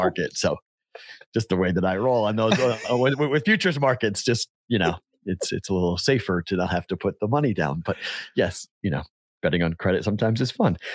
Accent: Andover, Massachusetts, United States; born or raised there; now in Las Vegas, United States

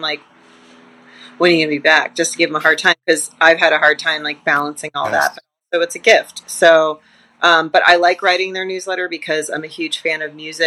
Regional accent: New Hampshire, United States; the University of New Hampshire in my home state

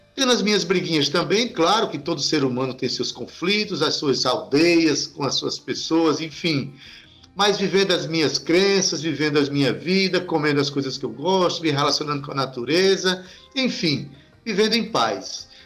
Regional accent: Brazil; somos brasileiros maravilhosos

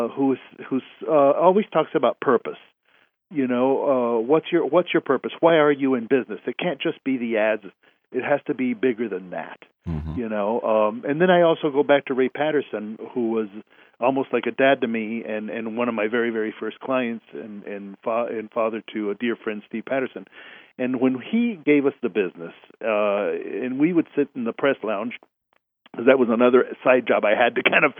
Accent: Mexico City, Mexico; now in Houston, United States; I was born in Houston, but, you know, my mom's side of the family was all from Baytown, and my dad's side of the family was all from Mexico City, but I was raised in Mexico City

